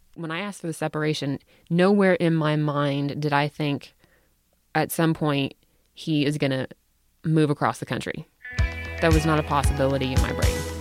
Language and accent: English; the South, United States; accent: Southern; now in Salt Lake City, United States; I was born and raised in the South